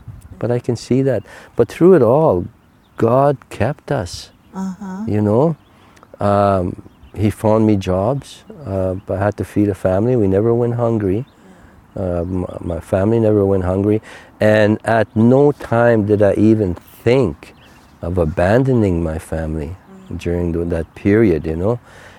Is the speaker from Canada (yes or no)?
yes; Canada; first language Cree; English is a second language; My first language is Cree.